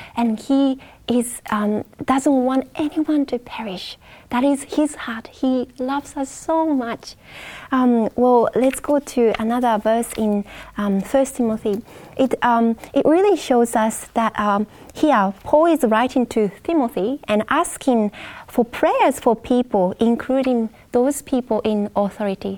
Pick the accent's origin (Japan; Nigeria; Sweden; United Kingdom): Japan; I'm from Japan